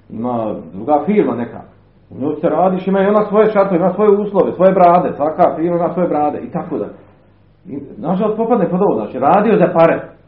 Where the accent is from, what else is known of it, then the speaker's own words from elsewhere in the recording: Bosnia & Herzegovina; kod nas u Bosni